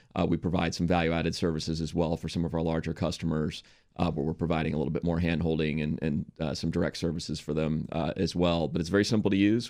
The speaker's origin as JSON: {"language": "English", "town": "Washington", "region": "District of Columbia", "country": "United States", "tie": "born or raised there", "also_born_or_lived": "San Francisco / New York", "moved": "as an adult", "said": "I grew up in Washington, D C"}